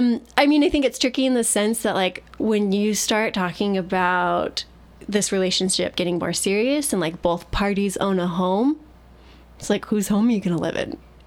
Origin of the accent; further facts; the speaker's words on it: New York, United States; I grew up in New York around lots of non-Mormons